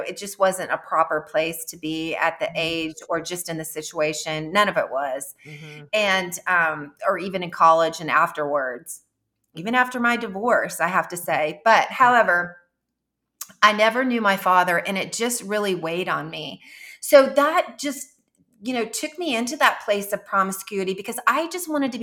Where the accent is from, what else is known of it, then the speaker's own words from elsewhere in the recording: Jefferson City, United States; moved away; my hometown in Jefferson City